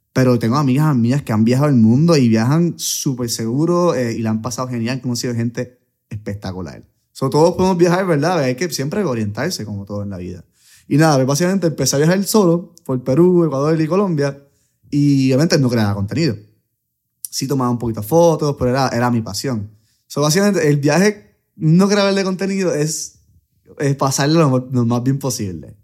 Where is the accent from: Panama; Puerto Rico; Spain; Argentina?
Puerto Rico; soy de Puerto Rico